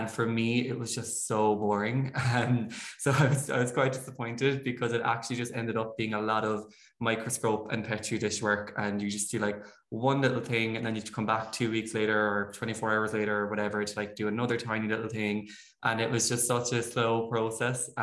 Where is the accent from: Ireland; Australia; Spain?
Ireland; Abbeyfeale, Munster; I'm from Abbeyfeel. I don't know if you'd know it. It's a small town on the Limerick-Kerry border